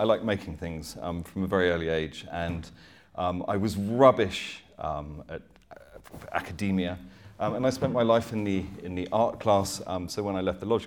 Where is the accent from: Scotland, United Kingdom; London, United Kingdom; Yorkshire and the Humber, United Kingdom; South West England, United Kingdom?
South West England, United Kingdom; Dorset; I grew up in 1972 in Dorset, which was very very rural.